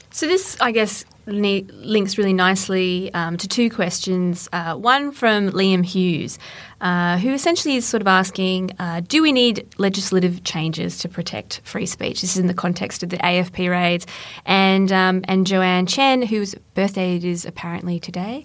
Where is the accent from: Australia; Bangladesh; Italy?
Australia; I'm Australian